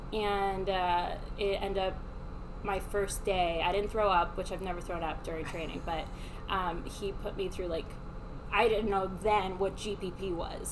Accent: Miami, Florida, United States; I was raised in Miami.

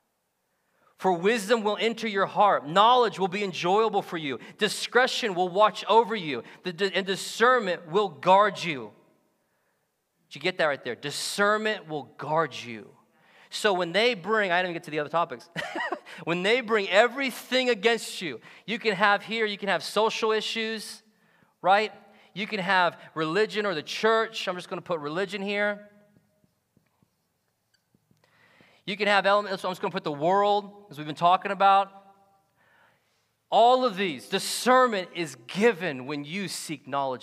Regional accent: United States; we get this confused as Americans

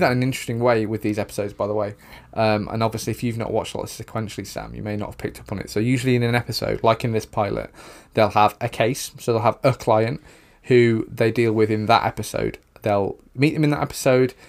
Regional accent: the north of England, United Kingdom; two white guys from the north of England

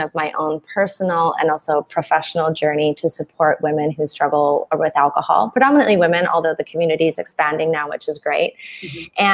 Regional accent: Canada; moved away as an adult; also born or lived in south of Mexico; now in Mexico; I'm originally from Canada

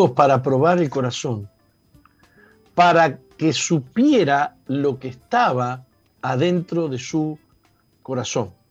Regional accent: Argentina; Digamos, yo soy de Argentina y los grupos indígenas están muy, muy postergados.

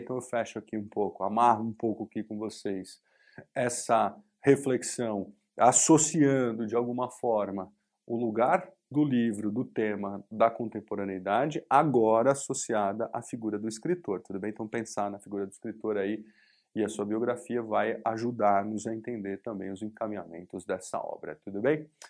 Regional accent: Brazil; nós somos brasileiros

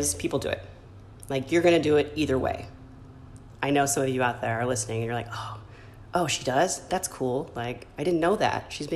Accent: Michigan, United States; now in California, United States; in my home state, Michigan

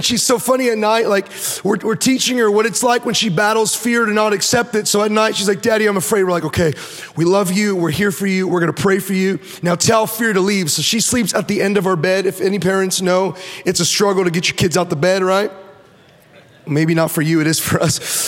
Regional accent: Orange County, California, United States; I was born in Orange County

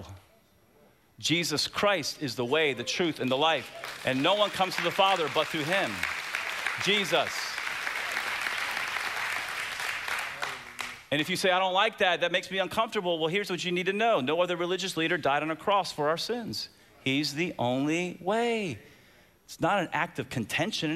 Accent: United States; from America

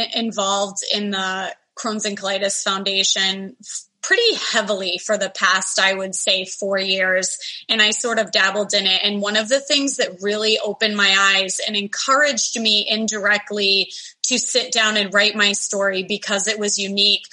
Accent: Massachusetts, United States; I grew up in Massachusetts

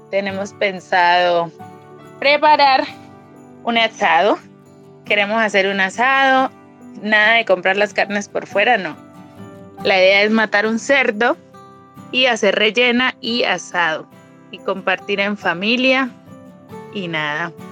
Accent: López de Micay, Cauca, Colombia

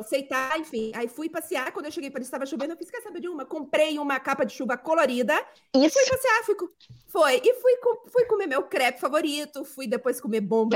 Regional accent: Salvador, Bahia, Brazil; eu sou, sou de Salvador

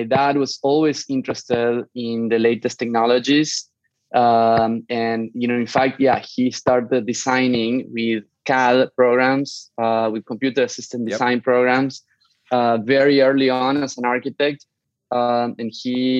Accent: San Miguel de Tucumán, Tucumán, Argentina; moved away; also born or lived in Barcelona / New York City / Mountain View / Hong Kong; I am originally from Argentina, not from Buenos Aires. I'm from Tucumán, which is in the north of Argentina.

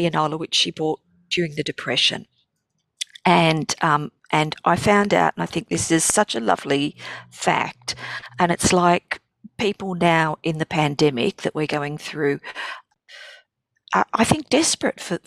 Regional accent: Sydney, New South Wales, Australia; growing up in Marrickville was an education in itself.

